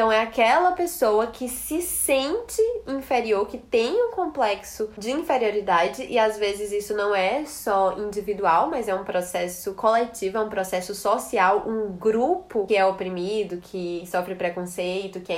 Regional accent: Fortaleza, Ceará, Brazil; accent: Fortaleza; also born or lived in Natal; eu sou cearense, né? Mas como eu morei muito tempo em Natal, eu sinto que o, o cearenseis deu uma amenizada e misturou ali com várias gírias de Natal, mas eu ainda tenho um chiado que é muito do, do Ceará, né?

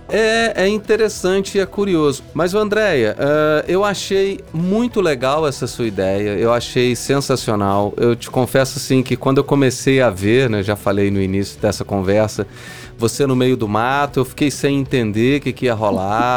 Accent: São João del-Rei, Minas Gerais, Brazil; eu sou de São João del Rei, eu fui criado naquela região

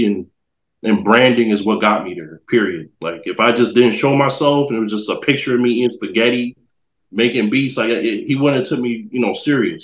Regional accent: New Haven, Connecticut, United States; I'm from Connecticut, so New Haven over there.

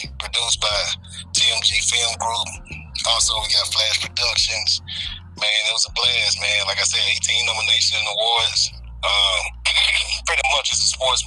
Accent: Clarksdale, Mississippi, United States; moved away; also born or lived in Memphis, Tennessee; I'm actually originally from Clarksdale, Mississippi. You know what I'm saying? What's up to the SIP? And I also grew up in Memphis

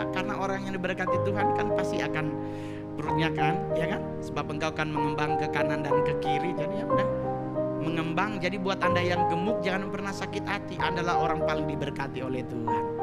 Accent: Manado, North Sulawesi, Indonesia; kadang-kadang kita orang Manado kalau makan babi kecap babi kecap dulu ditaruh di bawah baru di atas nasi

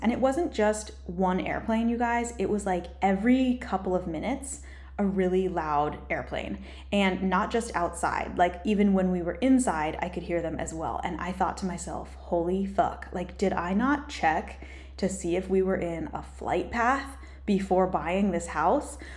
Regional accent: Colorado, United States; moved away as an adult; also born or lived in Hawaii / Newport Beach, California; now in California, United States; I lived in Colorado mostly, but I also lived in Hawaii for a couple years with my family growing up, and I was born in California

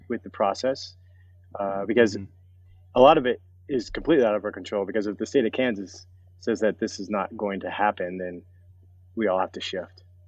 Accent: Colorado, United States; I was born and raised in Colorado

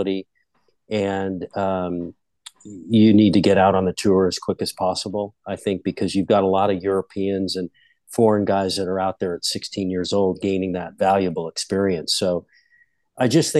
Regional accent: Phoenix, Arizona, United States; guys that I grew up with in Phoenix

